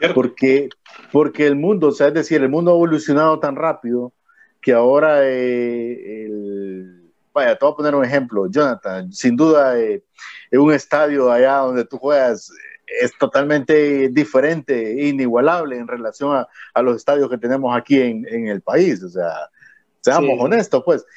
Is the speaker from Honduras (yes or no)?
yes; Honduras; como hondureños